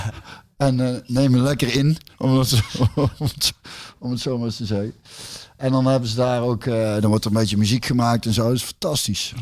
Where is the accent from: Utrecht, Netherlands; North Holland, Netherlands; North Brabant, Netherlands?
North Brabant, Netherlands; Hintham; Ik kom uit Hintum, Hintem, Hintem-Zuid. Dat is tussen de Bos en Rosmel